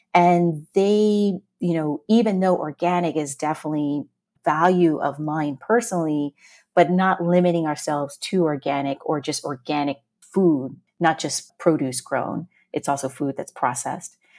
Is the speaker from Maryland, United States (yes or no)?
no; Woodbridge, Virginia, United States; moved away as an adult; now in New York City, United States; Woodbridge, Virginia